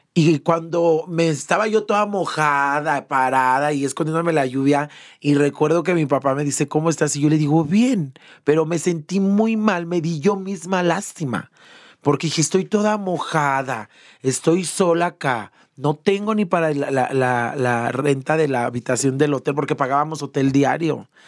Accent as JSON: {"language": "Spanish", "town": "León", "region": "Guanajuato", "country": "Mexico", "tie": "born or raised there", "said": "Yo soy de León, Guanajuato, originaria de León, Guanajuato. Allá nací, me encanta, amo León."}